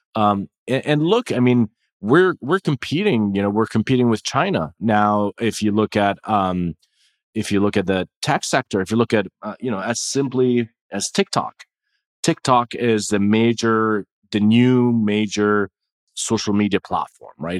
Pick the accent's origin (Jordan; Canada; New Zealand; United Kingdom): Jordan; moved away; I was born and raised in Jordan